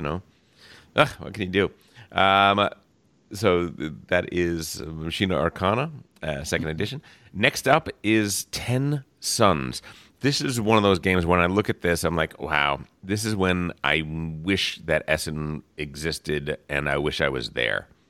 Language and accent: English; New Jersey, United States; moved away; I am from New Jersey originally